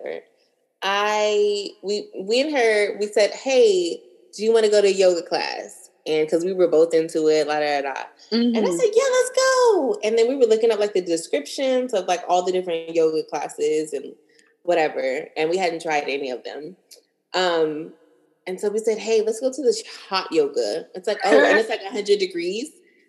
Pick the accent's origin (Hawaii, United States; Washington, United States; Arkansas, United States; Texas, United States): Texas, United States; Dallas; moved away; also born or lived in San Diego, California; I am from Dallas, Texas, born and raised from the north side